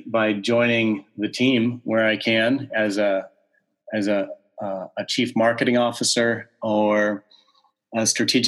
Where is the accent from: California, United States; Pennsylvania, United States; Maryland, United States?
California, United States; Southern; moved away as an adult; also born or lived in Aberdeen, Scotland / Massachusetts; I was born and raised in Southern California